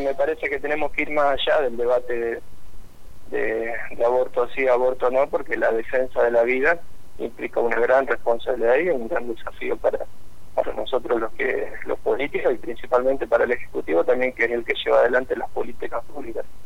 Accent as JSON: {"language": "Spanish", "town": "Rafaela", "region": "Santa Fe", "country": "Argentina", "said": "yo soy de la, de la ciudad de Rafaela"}